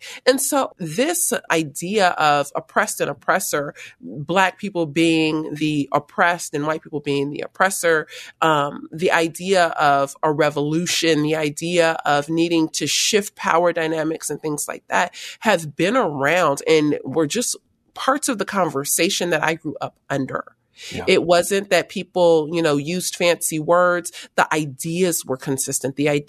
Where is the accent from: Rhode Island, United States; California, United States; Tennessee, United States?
California, United States; Los Angeles; also born or lived in San Fernando Valley; Well, I was born and raised in South Los Angeles, and I was there until I was about 15, 16, and then moved up about 45 minutes north of LA to the San Fernando Valley area.